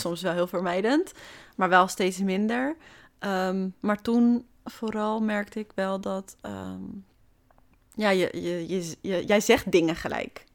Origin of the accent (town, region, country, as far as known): Hoofddorp, North Holland, Netherlands; born or raised there; now in Amsterdam, Netherlands